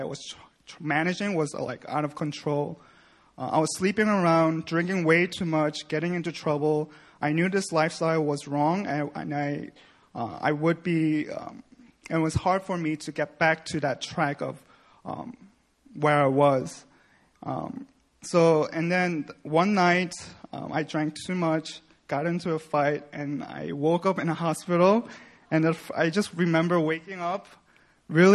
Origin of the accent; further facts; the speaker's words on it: New York, United States; moved away as an adult; now in South Korea; I was born and raised in New York, where I grew up in a Christian home